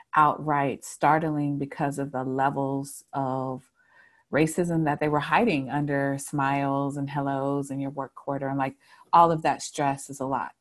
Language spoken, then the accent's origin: English; Charlotte, North Carolina, United States; I was born and raised in Charlotte, um, and I've lived here for most of my life, even though I did leave for a time.